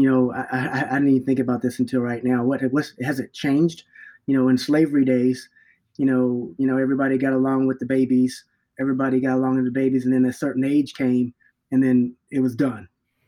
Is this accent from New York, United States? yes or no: yes; New York, United States; born there; also born or lived in North Carolina; now in Minneapolis, United States; I was born in New York, and then I moved to North Carolina, and then I moved to Minneapolis.